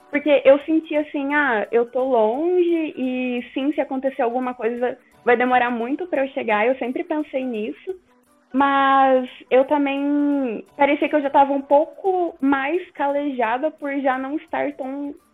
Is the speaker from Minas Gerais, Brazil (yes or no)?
yes; Minas Gerais, Brazil; porque eu sou mineira, né? E eu saí de uma cidade bem pequena